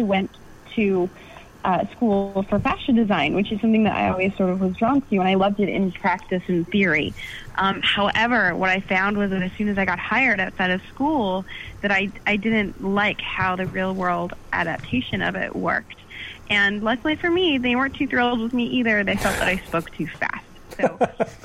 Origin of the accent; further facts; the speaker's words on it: Canada; I am Canadian.